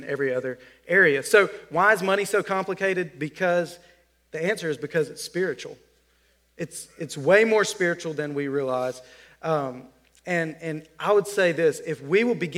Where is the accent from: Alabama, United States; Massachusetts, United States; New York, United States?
Alabama, United States; I'm from Alabama